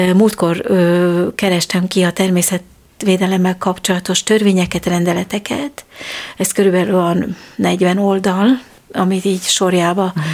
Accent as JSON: {"language": "Hungarian", "country": "Switzerland", "tie": "born or raised there", "moved": "yes", "lives_now": "Hungary", "said": "én Svájcban nőttem fel, mert Magyarországon születtem"}